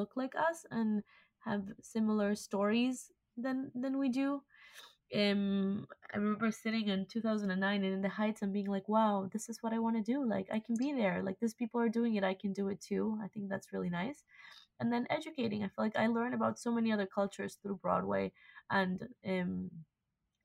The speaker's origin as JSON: {"language": "English", "country": "Argentina", "moved": "yes", "said": "I'm Argentinian."}